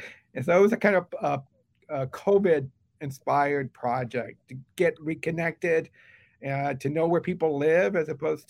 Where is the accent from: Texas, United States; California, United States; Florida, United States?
Texas, United States; Houston; also born or lived in New Haven, Connecticut / Providence, Rhode Island; I was literally born in Magnolia Oaks, in the east end of Houston. I was born in the corner of Harrisburg and 75th, when Parkview Clinic was Parkview Hospital. And that's where I was born.